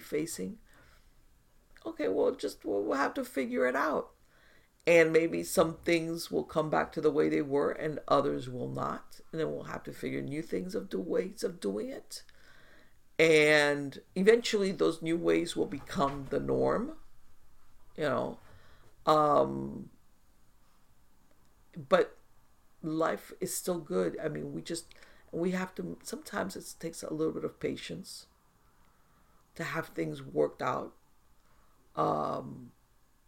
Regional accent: United States; as an American

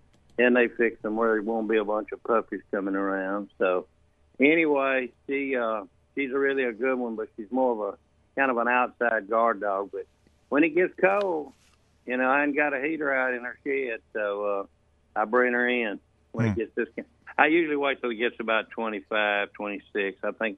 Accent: the South, United States

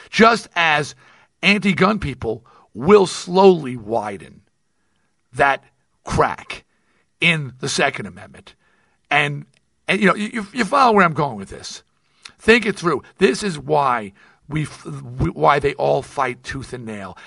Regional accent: United States; now in Nevada, United States; I am American

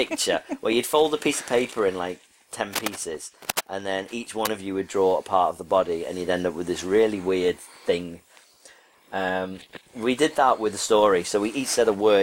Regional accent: United Kingdom; from the UK

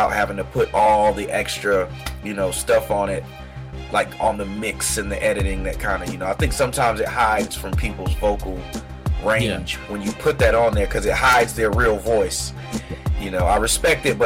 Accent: Washington, District of Columbia, United States; also born or lived in East Coast; now in Charleston, United States; I've been here in Charleston, South Carolina for about 2 years, but I was born in Washington, D.C.

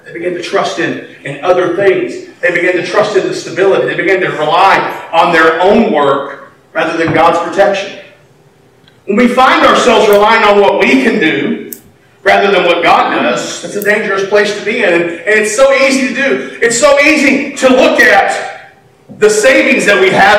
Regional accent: United States; being an American

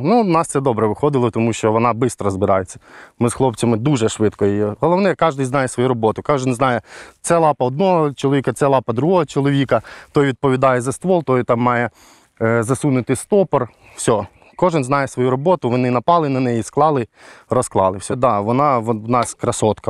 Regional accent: Kherson Oblast, Ukraine; Я сам з Херсонщини

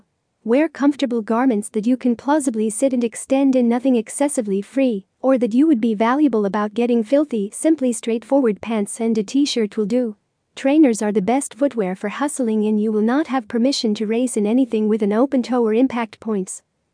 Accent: Arlington, Texas, United States; from Arlington, Texas, United States.

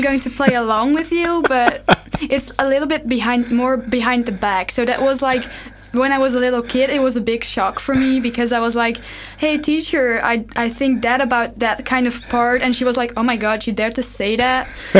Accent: Netherlands; now in Leuven, Belgium; I'm from the Netherlands. I live here for like 12 years right now

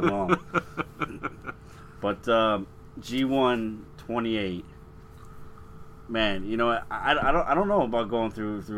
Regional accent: Illinois, United States; we are from Illinois

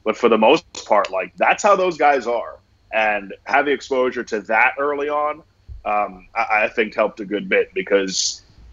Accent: Florida, United States; I'm from Florida.

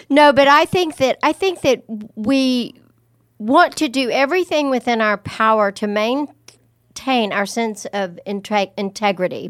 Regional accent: the South or Texas, United States; growing up in the South or in Texas

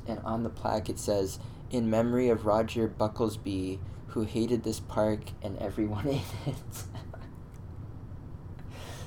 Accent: Canada; as a Canadian

